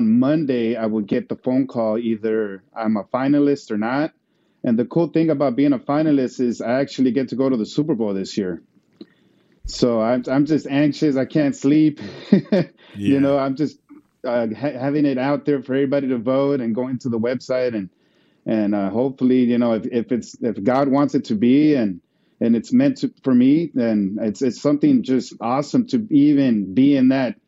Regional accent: Mexico; now in United States; I was born here, but I grew up in Mexico. So when I came back, it was about 1990

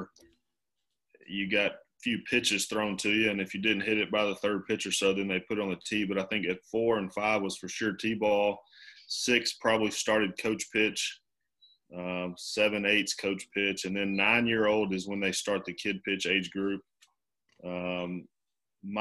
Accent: North Mississippi, United States; I'm from North Mississippi

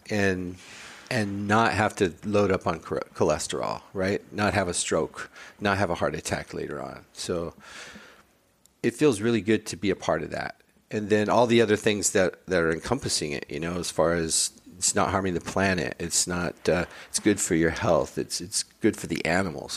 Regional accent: Highland Park, United States; I grew up in Highland Park. I was born a mile away from where our pop-up is

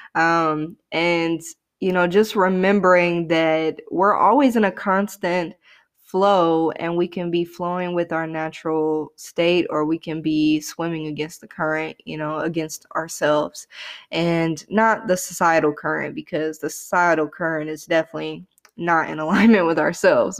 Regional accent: the Bible Belt, United States; growing up in the Bible Belt

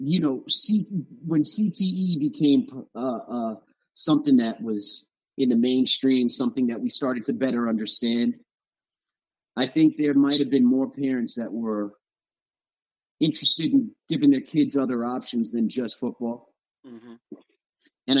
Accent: South Florida, United States; moved away as an adult; also born or lived in North Carolina; I was coming from South Florida

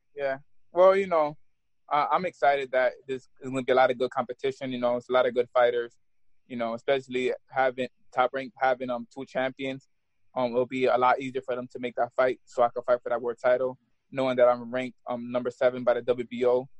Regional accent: Albany, New York, United States; I'm from New York.

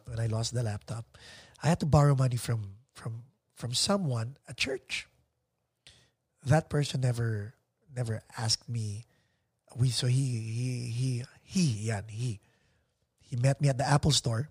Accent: Philippines; accent: Tagalog accent; English is a second language; also born or lived in Arizona; Okay naman yung pag-English ko kahit may Tagalog accent.

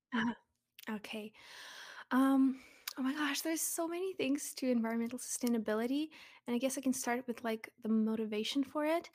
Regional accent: Russia; moved away; I'm from Russia, but I'm actually half Ukrainian

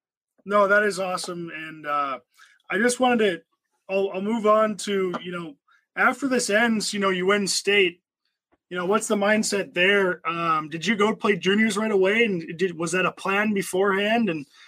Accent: East Grand Forks, Minnesota, United States; growing up in East Grand Forks

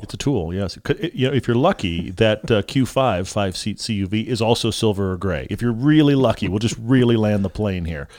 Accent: Houston, Texas, United States; I grew up in Houston

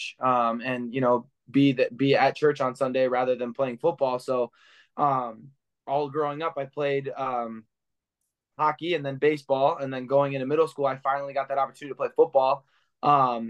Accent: Clinton Township, Michigan, United States; I grew up in the Clinton Township area, a suburb of Detroit, and I grew up around here

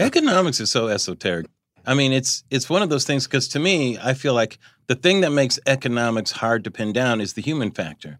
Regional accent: Pomona, California, United States; I grew up in Pomona, California here, but my parents are from Chicago

